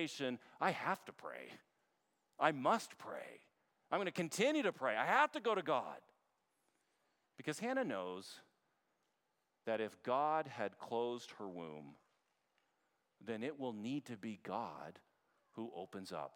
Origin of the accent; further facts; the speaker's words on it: Canada; now in United States; as a Canadian